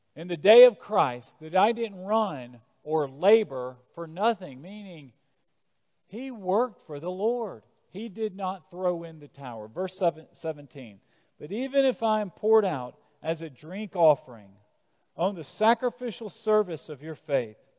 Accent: Birmingham, Alabama, United States; I'm from Birmingham, Alabama.

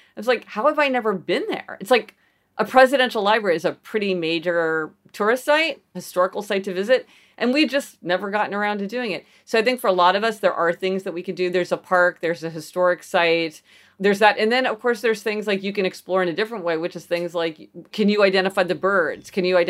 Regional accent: Kansas City, Missouri, United States; also born or lived in New Haven; So I grew up in Kansas City, Missouri, which is sort of, you know, Midwestern city, and spent a lot of time in New Haven for many years.

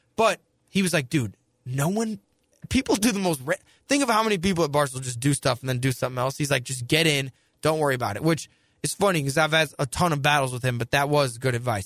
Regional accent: St. Louis, Missouri, United States; moved away as an adult; also born or lived in New Jersey

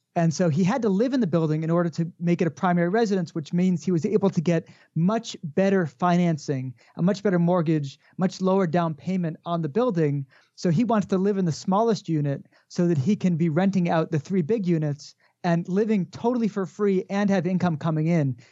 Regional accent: Connecticut, United States; now in Jerusalem, Israel; I grew up with in Connecticut

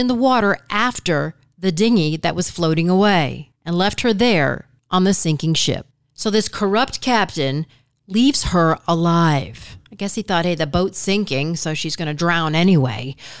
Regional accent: Michigan, United States; I'm from Michigan, so I kind of know the accent.

